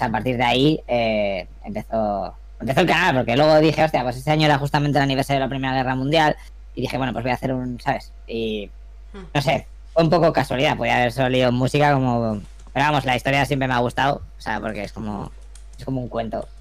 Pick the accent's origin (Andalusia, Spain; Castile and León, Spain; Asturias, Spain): Castile and León, Spain; Burgos; moved away as an adult; also born or lived in Alicante / Germany; yo soy de Burgos, pero vine aquí a hacer la carrera de comunicación visual